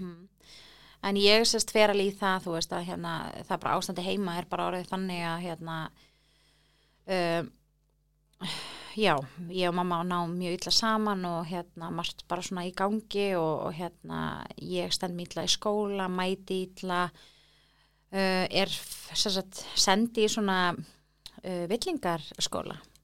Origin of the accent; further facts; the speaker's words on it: Reykjavík, Capital Region, Iceland; þar elst ég upp svona